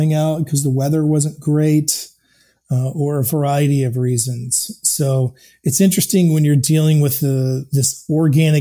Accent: Maine, United States; moved away as an adult; also born or lived in Chicago; I grew up in Maine and I'm here now

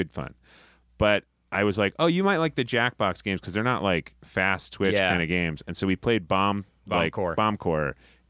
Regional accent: New England, United States; It's a chain all across New England. There's one in like very close to my hometown growing up.

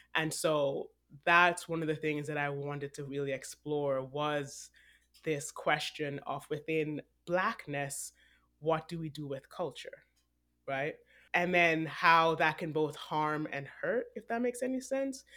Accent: Jamaica; also born or lived in Texas / Vancouver; now in New York City, United States; I was born in Jamaica. I was older when I left than Akua. I lived in Texas for seven years

